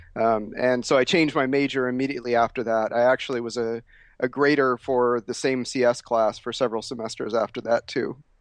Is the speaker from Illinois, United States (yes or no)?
yes; Chicago, Illinois, United States; also born or lived in Oklahoma; I was born in Oklahoma, but then we moved to Illinois to the Chicago area when I was about three years old